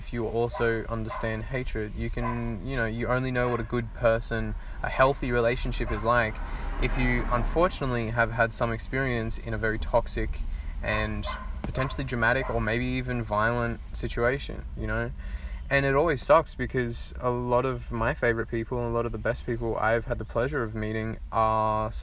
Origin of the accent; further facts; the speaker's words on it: Australia; I'm Australian